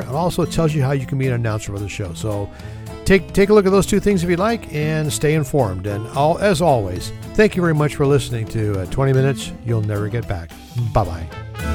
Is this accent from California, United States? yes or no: yes; California, United States; My home state, California